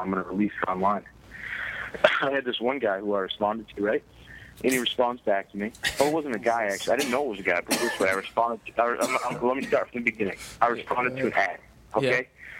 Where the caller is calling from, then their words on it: New Bedford, Massachusetts, United States; I'm calling from New Bedford, Massachusetts.